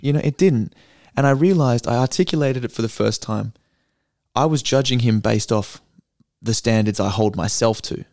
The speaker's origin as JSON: {"language": "English", "town": "Perth", "region": "Western Australia", "country": "Australia", "said": "I'm from Perth"}